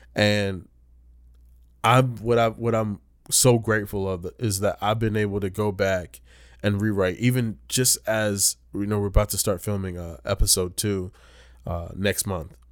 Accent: Rocky Mount, North Carolina, United States; moved away; I'm from Rocky Mountain, North Carolina

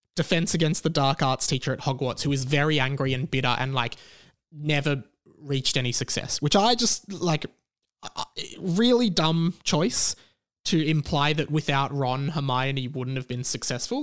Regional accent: Melbourne, Victoria, Australia; here in my hometown of Melbourne

